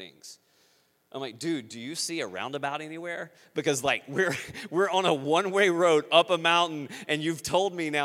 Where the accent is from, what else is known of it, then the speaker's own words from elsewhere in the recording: Louisiana, United States; moved away as an adult; also born or lived in Western China; now in Iowa, United States; I'm a redneck from Louisiana